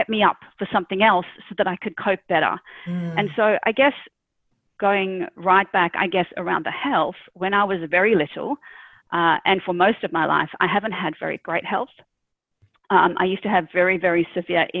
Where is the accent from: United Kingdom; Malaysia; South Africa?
South Africa; moved away as an adult; now in Australia; originally born and raised in South Africa. I immigrated to Australia when I was I think 30